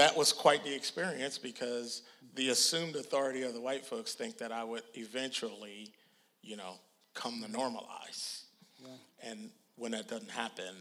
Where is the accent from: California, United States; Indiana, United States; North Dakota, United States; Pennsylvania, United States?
Pennsylvania, United States; Philadelphia; moved away; also born or lived in Atlanta; growing up in Philadelphia and living in Atlanta